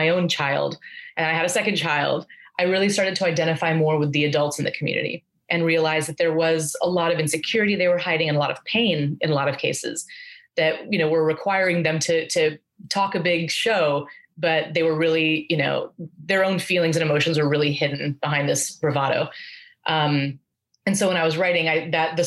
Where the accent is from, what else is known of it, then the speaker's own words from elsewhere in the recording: Aurora, Colorado, United States; I grew up in Aurora, Colorado